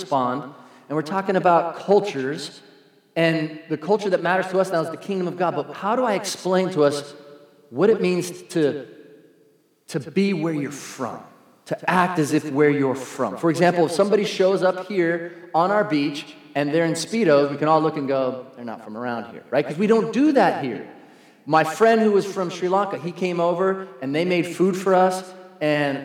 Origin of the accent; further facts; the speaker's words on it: San Diego, California, United States; I'm from San Diego